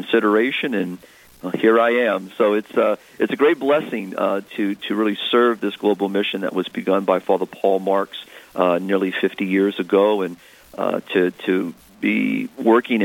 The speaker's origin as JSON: {"language": "English", "area": "Diocese of Houma-Thibodaux", "region": "South Louisiana", "country": "United States", "said": "I'm from the Diocese of Houma-Thibodaux down in South Louisiana"}